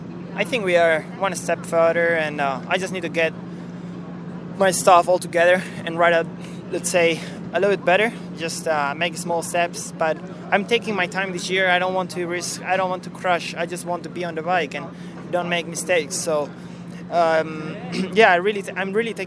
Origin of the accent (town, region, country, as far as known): Spain; born or raised there